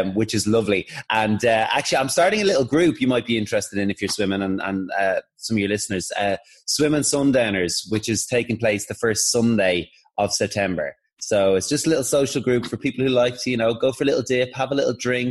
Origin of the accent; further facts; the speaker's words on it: Dublin, Leinster, Ireland; moved away; I'm from Dublin and I'm very proud of it.